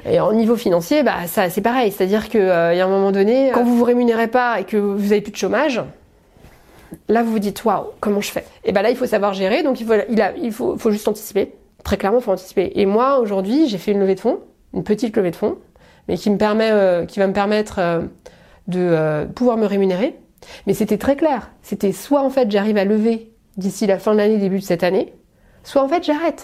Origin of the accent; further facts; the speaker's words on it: Paris, Île-de-France, France; j'ai grandi à Paris, j'ai fait toute, mes, toute ma scolarité à Paris